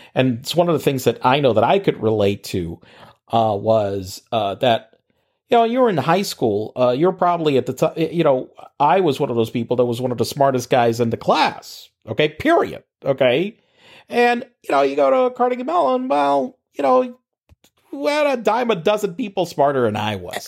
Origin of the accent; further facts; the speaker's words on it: Puerto Rico; moved away as an adult; also born or lived in Pittsburgh; in Puerto Rico, we were in high school